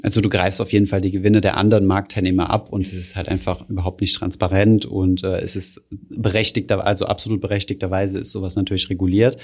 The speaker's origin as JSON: {"language": "German", "country": "Germany", "said": "bei uns in Deutschland"}